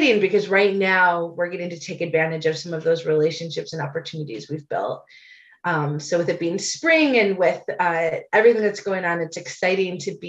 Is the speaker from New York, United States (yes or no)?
no; Chicago, Illinois, United States; I have many wonderful memories of growing up in Chicago